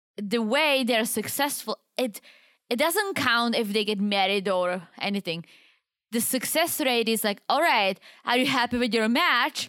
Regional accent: Czechia; English is a second language; moved away; it's far from my hometown. It's like five hour drive. It's literally the opposite side of the Czech Republic

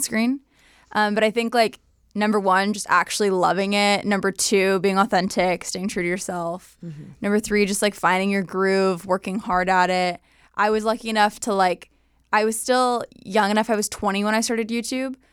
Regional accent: Southern California, United States; also born or lived in San Diego / Bakersfield / Escondido; NorCal born, SoCal raised

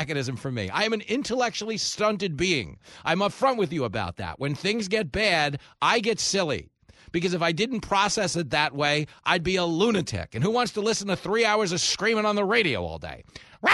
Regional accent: Levittown, New York, United States; where I grew up in Levittown

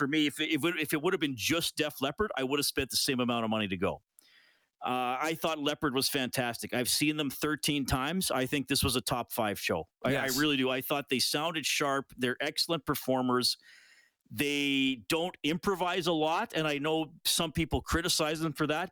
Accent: Kitchener, Ontario, Canada; I was born in Kitchener, Waterloo.

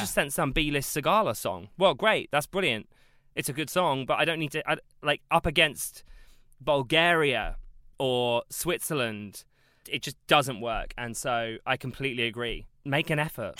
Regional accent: South Coast, South East England, United Kingdom; I'm from the South Coast

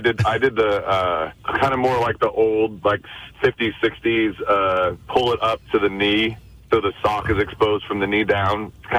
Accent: Southern California, United States; born and raised. I'm from Southern California.

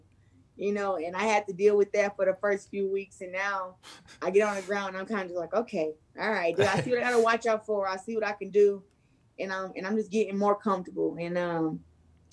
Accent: Flint, Michigan, United States; my hometown

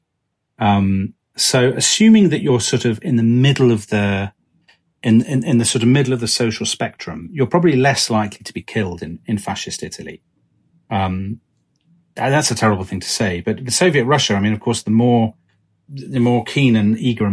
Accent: United Kingdom; as a Brit in the 1990s

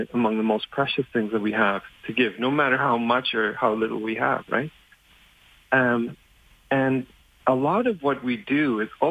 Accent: Germany; born or raised there; English is a second language; moved away

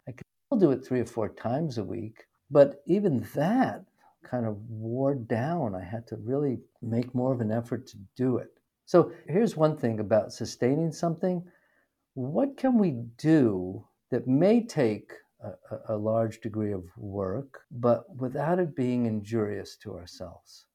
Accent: New York City, New York, United States; I grew up in New York City

